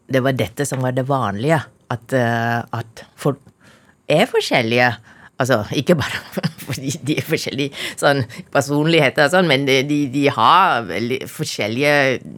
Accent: Taiping, Perak, Malaysia; now in Norway; Jeg kommer fra Malaysia.

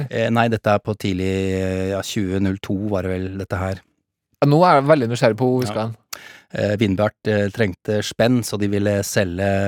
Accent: Norway; Fatter'n er i hvert fall engelsk. Jeg er norsk, ja. men fatter'n er engelsk.

